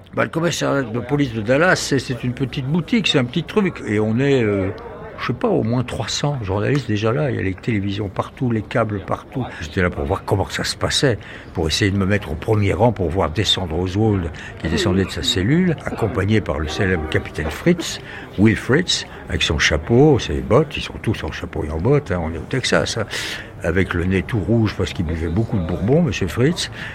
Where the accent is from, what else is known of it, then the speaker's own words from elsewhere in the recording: France; accent: French; mon accent français